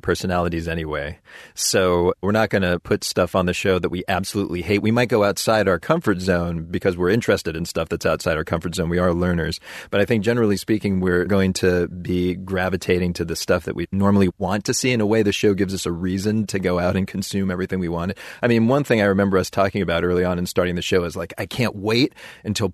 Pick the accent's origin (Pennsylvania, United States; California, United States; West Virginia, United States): Pennsylvania, United States; Pittsburgh; my hometown of Pittsburgh